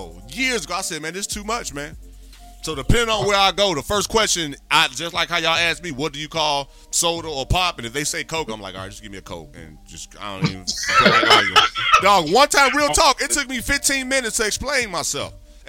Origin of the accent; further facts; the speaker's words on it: Gary, Indiana, United States; No, I'm from Gary, Indiana, man.